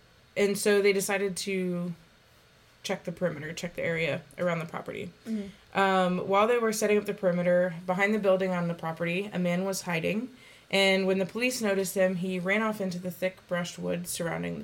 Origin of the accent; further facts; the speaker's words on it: Batesville, Indiana, United States; I'm from Batesville, Indiana, which is about probably 20 minutes from Laurel